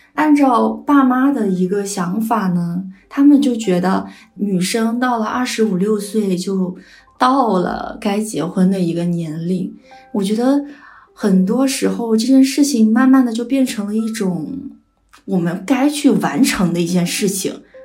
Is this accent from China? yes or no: yes; Nanchang, Jiangxi, China; moved away as an adult; now in Nanjing, China; 我老家是在江西南昌，是比较传统的家庭